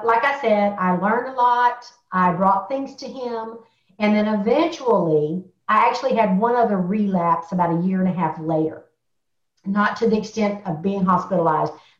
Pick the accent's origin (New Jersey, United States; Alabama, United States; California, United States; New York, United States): Alabama, United States; I was born in Alabama. And the only thing we do with a vegetable is fry it